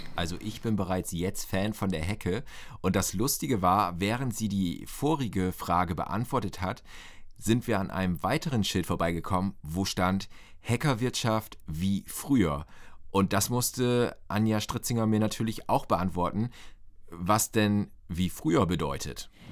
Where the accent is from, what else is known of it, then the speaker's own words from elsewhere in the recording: Northern Germany, Germany; als Norddeutscher